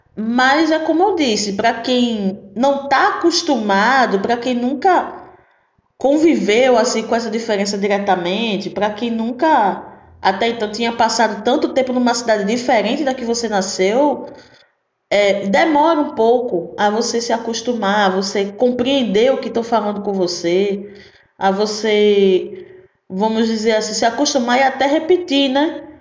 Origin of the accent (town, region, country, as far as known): Recife, Pernambuco, Brazil; born or raised there; accent: pernambucana raiz; moved away as an adult; now in Salvador, Brazil